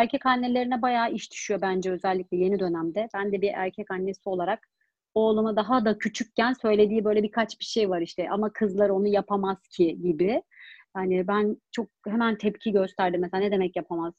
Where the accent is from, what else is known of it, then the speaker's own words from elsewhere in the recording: Germany; Ben Almanya'da doğdum